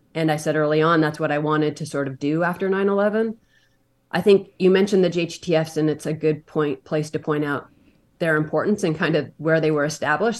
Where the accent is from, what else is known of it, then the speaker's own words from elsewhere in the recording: Montana, United States; I grew up in Montana, a small town